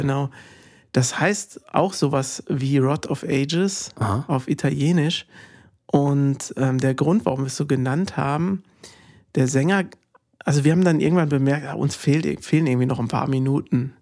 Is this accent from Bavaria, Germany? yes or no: yes; Bavaria, Germany; bei uns in Bayern